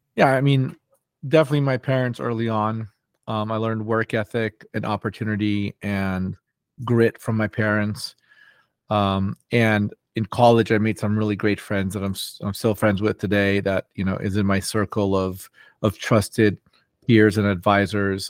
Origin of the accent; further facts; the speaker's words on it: Los Angeles, California, United States; also born or lived in New York; I grew up, um, here in Los Angeles